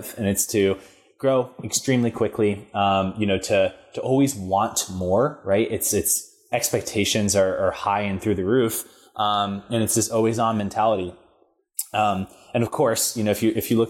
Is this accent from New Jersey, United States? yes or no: yes; Freehold, New Jersey, United States; I grew up in New Jersey. It's a town called Freehold, straight in the center of New Jersey